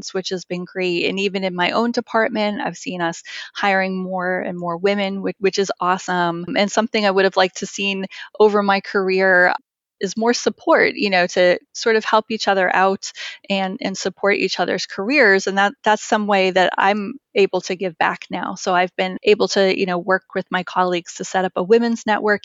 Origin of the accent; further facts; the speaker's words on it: Massachusetts, United States; I was born and raised in Massachusetts